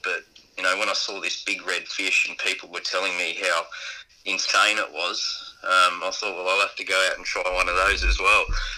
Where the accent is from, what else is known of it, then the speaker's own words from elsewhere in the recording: Adelaide, South Australia, Australia; also born or lived in Redlands; now in Gold Coast, Australia; I was brought up in a place called Port Adelaide, and that's where I really learned fishing